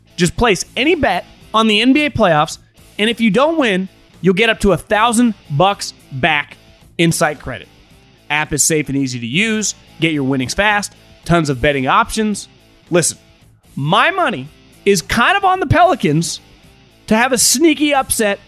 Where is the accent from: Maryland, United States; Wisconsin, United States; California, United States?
California, United States; Northern; moved away as an adult; also born or lived in Philadelphia; I'm born and raised in Northern California